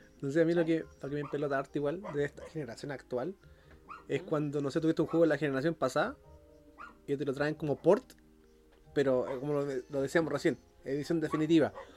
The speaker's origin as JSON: {"language": "Spanish", "town": "San Antonio", "region": "Valparaíso", "country": "Chile", "tie": "born or raised there", "said": "Donde yo me crié en San Antonio hay harto cerro."}